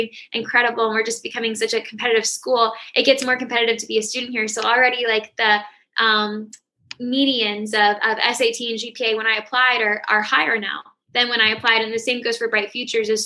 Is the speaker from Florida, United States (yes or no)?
yes; St. Petersburg, Florida, United States; moved away as an adult; also born or lived in Pinellas County, Florida; now in Orlando, United States; I'm from St. Petersburg